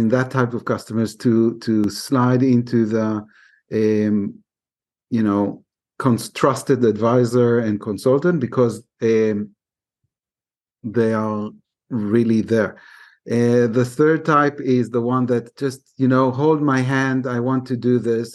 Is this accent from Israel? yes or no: yes; Israel; I'm from Israel